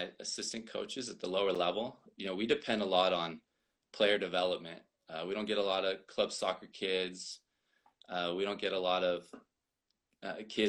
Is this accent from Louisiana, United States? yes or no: no; Bakersfield, California, United States; also born or lived in Texas; I've been in Bakersfield most of my life